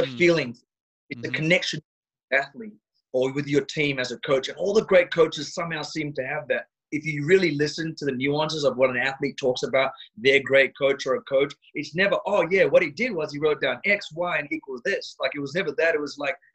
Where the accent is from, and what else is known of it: Australia